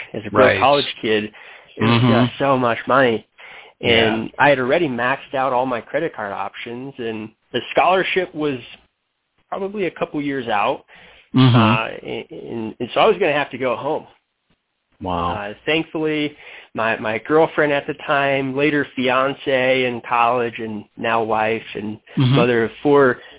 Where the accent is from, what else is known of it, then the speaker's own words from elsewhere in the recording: Denver, Colorado, United States; also born or lived in Michigan; I'm from Denver, Colorado